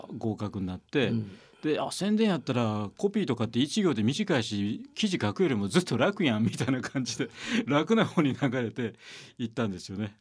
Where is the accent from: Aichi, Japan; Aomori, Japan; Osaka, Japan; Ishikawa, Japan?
Osaka, Japan; moved away; also born or lived in Kyoto; 僕はもう大阪生まれなんでで大阪って水の町